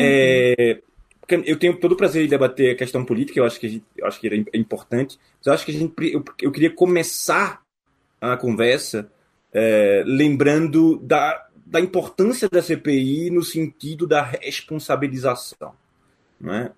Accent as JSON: {"language": "Portuguese", "country": "Brazil", "said": "nós, como brasileiros"}